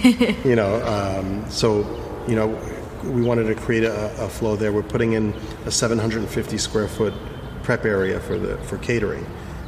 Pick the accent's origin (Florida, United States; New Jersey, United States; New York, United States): New York, United States; also born or lived in North Africa; You know, growing up in Manhattan